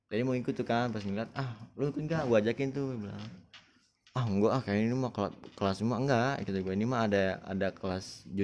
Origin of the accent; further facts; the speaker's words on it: Bogor, West Java, Indonesia; apalagi kalau udah daerah gue gitu ya Bogor dong.